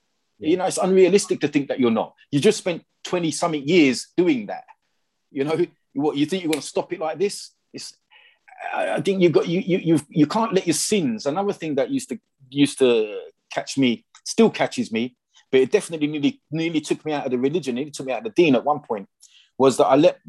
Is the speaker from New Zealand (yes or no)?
no; England, United Kingdom; when you're English